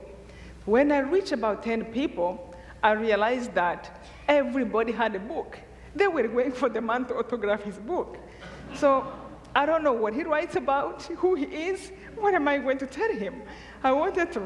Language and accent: English; Rwanda; moved away; I'm from Rwanda